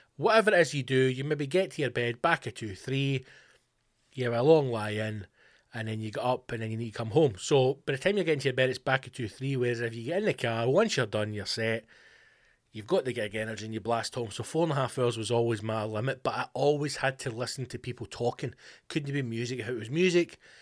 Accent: West Coast of Scotland, United Kingdom; Being from the West Coast or being Scottish, indeed. It's just the way we speak

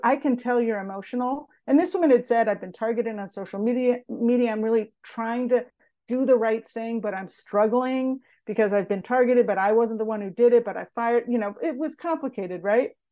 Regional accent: United States; growing up in America and in the U S

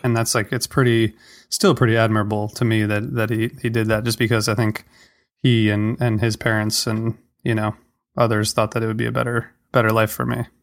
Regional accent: Toledo, Ohio, United States; moved away; also born or lived in Washington, D.C.; I grew up in Ohio, um, Toledo, which is near, you know, the border with Michigan

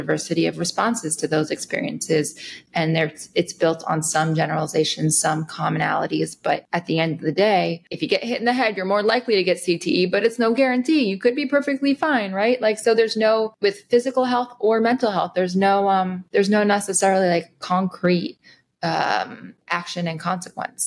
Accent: Rockland County, just outside New York City, United States; I grew up just outside New York City, Rockland County

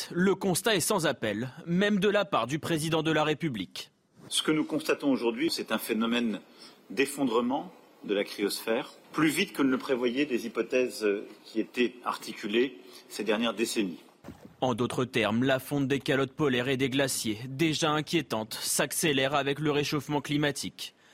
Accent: France; Je pense qu'en tant que Français, commémorer la mémoire de nos anciens, c'est important.

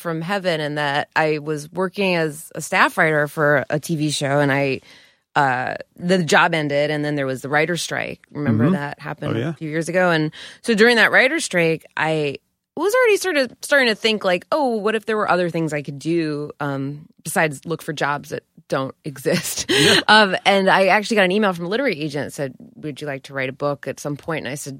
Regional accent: Scarsdale, New York, United States; I'm from Scarsdale, which is not cool

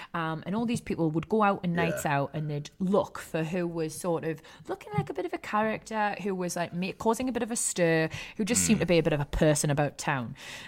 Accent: Newcastle upon Tyne, North East England, United Kingdom; I'm a Geordie girl

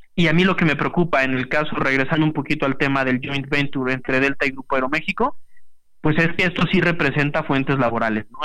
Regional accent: Mexico; como mexicano

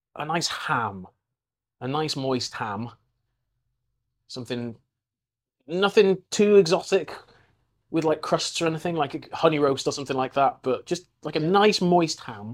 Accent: Welsh, Wales, United Kingdom; I'm Welsh

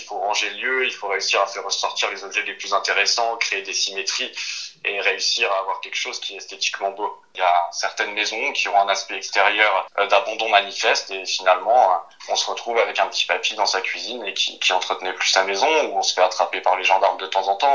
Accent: Vosges, Grand Est, France; Je suis originaire des Vosges

